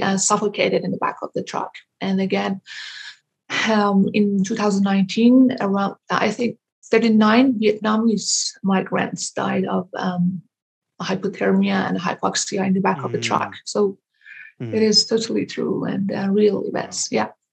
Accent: Iran; moved away as an adult; now in Denmark; I was born in Iran. Mm-hmm. I moved to Denmark in 2009 okay. to pursue my education.

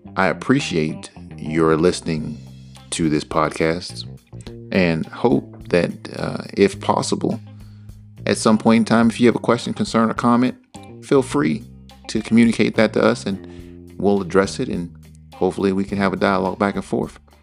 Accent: Northern Virginia, United States; I'm from the Northern Virginia area, which is right outside D C, born and raised

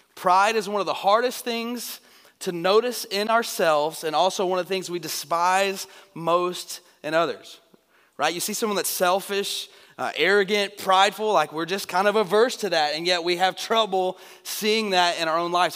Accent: Northeast Texas, United States; I'm from Northeast Texas

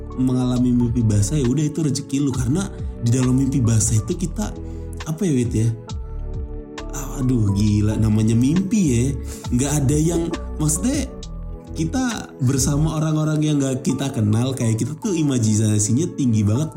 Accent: Indonesia; kita orang Indonesia

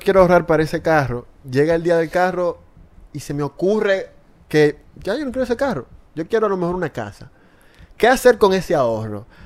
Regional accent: Dominican Republic

